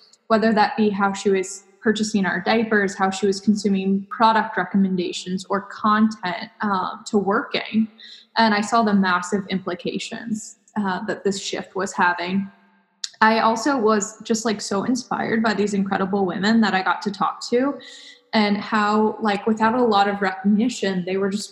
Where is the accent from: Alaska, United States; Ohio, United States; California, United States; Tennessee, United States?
Ohio, United States; Cincinnati; moved away as an adult; I'm originally from Cincinnati